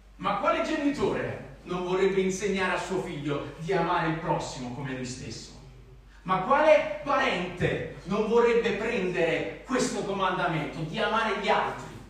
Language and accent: Italian; Naples, Campania, Italy; accent: Neapolitan; ho l'accento napoletano